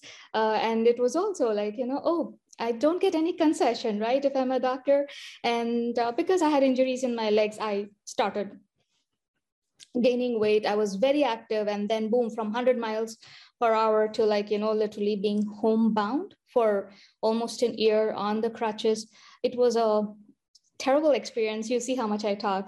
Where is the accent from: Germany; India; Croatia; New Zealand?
India; moved away as an adult; also born or lived in Michigan / Iowa / Harrisburg, Pennsylvania; now in United States; I went to medical school in India, finished my med school there